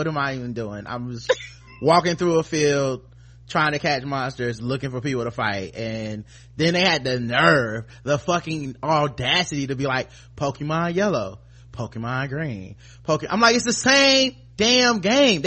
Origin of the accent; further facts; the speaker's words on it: the South, United States; I'm from the South